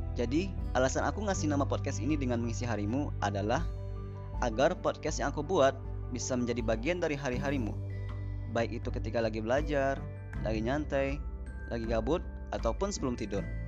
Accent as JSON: {"language": "Indonesian", "town": "Padang", "region": "West Sumatra", "country": "Indonesia", "tie": "born or raised there", "said": "Aku lahir di kota Padang 24 tahun yang lalu"}